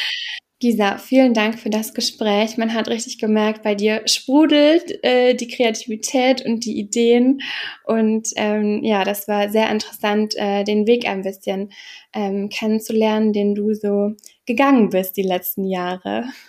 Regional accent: Germany; als Deutsche

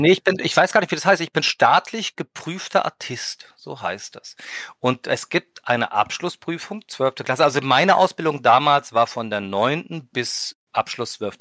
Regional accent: Berlin, Germany; Ich bin aus Berlin, born and raised

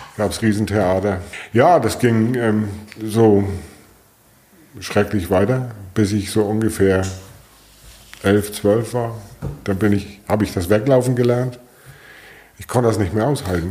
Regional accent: Flensburg, Schleswig-Holstein, Germany; geboren bin ich 1965 in Flensburg

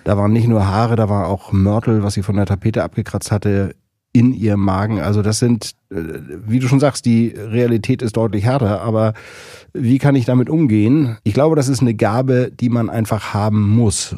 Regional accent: Kronshagen, Schleswig-Holstein, Germany; now in Berlin, Germany; irgendwo in Kronshagen, wo ich aufgewachsen bin

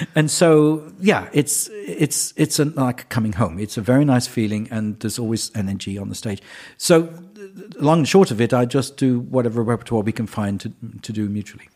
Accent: England, United Kingdom; I'm English

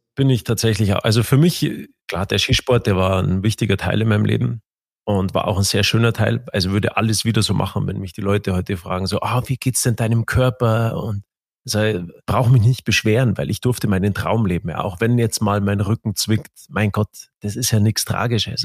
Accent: Garmisch-Partenkirchen, Bavaria, Germany; bei uns in Garmisch

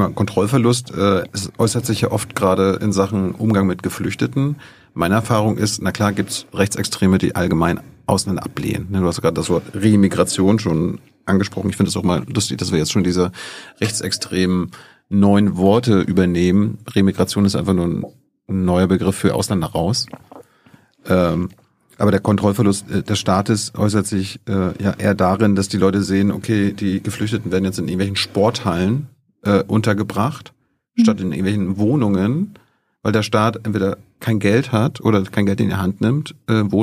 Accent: Mecklenburg-Vorpommern, Germany; Ich komme aus Mecklenburg-Vorpommern.

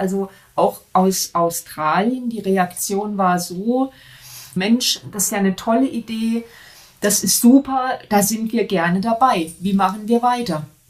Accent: Germany; bei uns in Deutschland

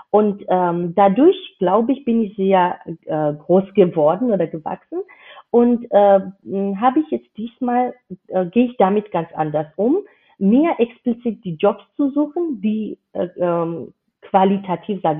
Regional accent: Georgia; German is a second language; now in Germany; dass ich keine Muttersprachlerin bin. Ich komme aus Georgien ursprünglich

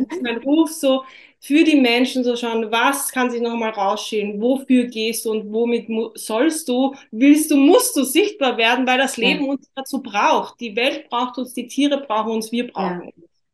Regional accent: Austria; bei uns in Österreich

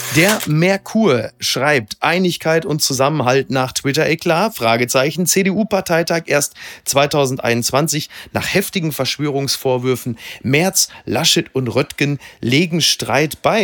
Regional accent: Germany; als Deutsche

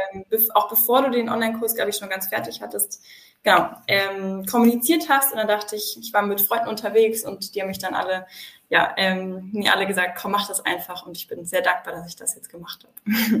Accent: south of Munich, Bavaria, Germany; Ich komme aus dem Süden von München

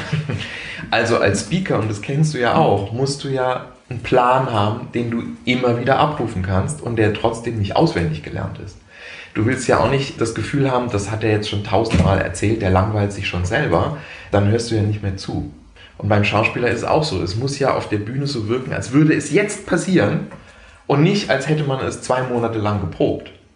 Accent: Heidelberg, Baden-Württemberg, Germany; am Stadttheater auch in Heidelberg, was meine Heimatstadt ist

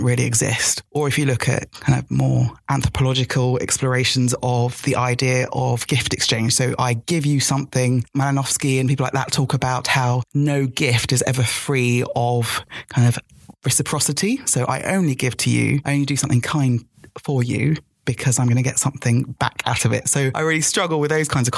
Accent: Lagos, Nigeria; I was born in Lagos

